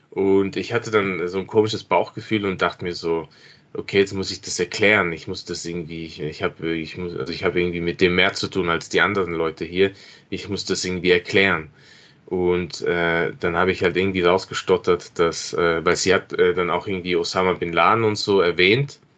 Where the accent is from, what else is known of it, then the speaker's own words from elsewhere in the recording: Innsbruck, Tyrol, Austria; Ich bin in Innsbruck aufgewachsen und war äh, bis zum damaligen Zeitpunkt nicht dort.